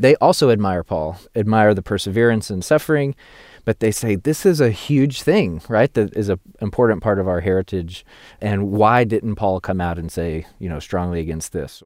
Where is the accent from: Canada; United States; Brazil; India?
United States; the Bible Belt; being an American Christian and through my cultural place of being a Christian in the Bible Belt